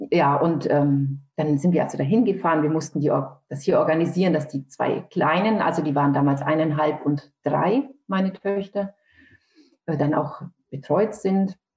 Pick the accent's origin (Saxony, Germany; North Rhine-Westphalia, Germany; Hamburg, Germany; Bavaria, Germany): Bavaria, Germany; Nuremberg; ich komme aus Nürnberg, lebe aber mhm. jetzt hier in Niedersachsen.